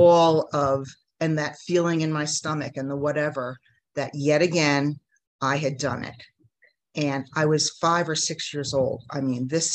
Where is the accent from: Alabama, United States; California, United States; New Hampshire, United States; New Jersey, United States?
New Jersey, United States; moved away as an adult; now in Mexico; I grew up in New Jersey in the United States